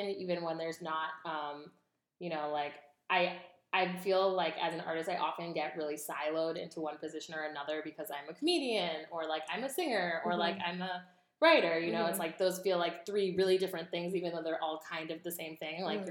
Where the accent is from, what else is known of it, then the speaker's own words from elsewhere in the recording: India; now in United States; I'm Indian American. I was born in India, but I like got naturalized in the U.S.